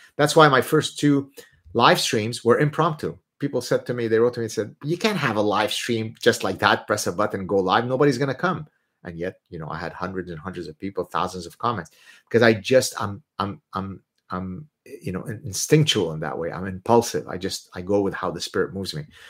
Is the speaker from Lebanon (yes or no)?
yes; Lebanon; first language Arabic; English is a second language; moved away; I'm Lebanese Jewish, but I'm Lebanese. That's where I'm born